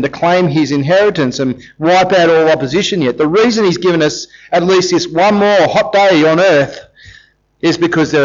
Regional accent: Australia; we're Australians

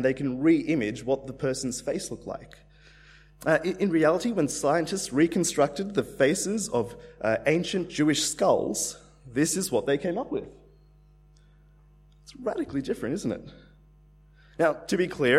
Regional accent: Australia; also born or lived in India; I'm Indian. My family, we came to Australia when I was about 3 years old.

